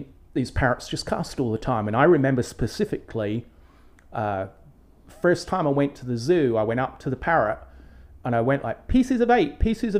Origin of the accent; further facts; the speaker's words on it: England, United Kingdom; moved away; When I was growing up in England